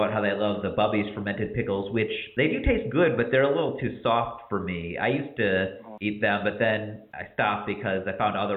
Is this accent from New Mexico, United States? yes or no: no; Cleveland, Ohio, United States; growing up in Cleveland, there's this company called Don Herman's